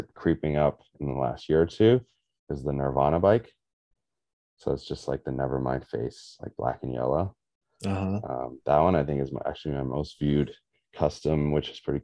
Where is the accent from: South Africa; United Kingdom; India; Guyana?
South Africa; I'm South African